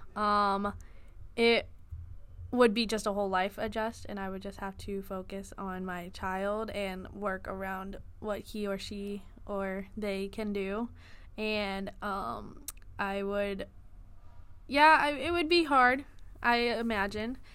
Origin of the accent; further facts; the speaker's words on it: Houston, Texas, United States; moved away; I am originally from Houston, Texas